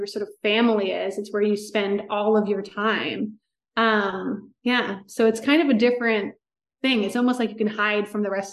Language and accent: English; outside of Rancho Santa Fe, California, United States; also born or lived in Orange County / Los Angeles; I grew up outside of Rancho Santa Fe